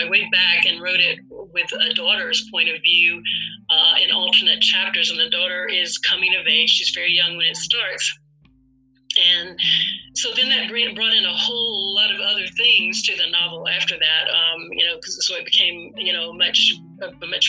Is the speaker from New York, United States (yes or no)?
no; North Alabama, United States; moved away as an adult; now in Atlanta, United States; I grew up in North Alabama, as you read before, in a very rural area